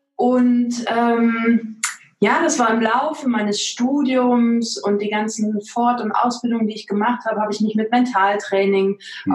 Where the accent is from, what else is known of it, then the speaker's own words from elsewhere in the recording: East Germany, Germany; ich bin im Osten groß geworden